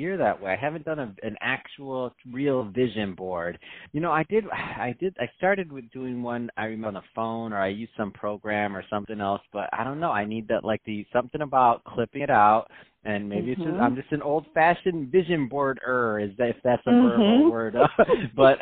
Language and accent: English; Detroit, Michigan, United States; moved away as an adult; now in California, United States; I'm from Michigan. I'm from Detroit